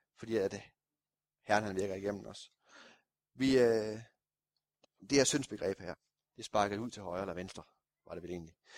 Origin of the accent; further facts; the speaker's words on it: Kolding, Southern Denmark, Denmark; oppe nordpå i Kolding, hvor jeg kommer fra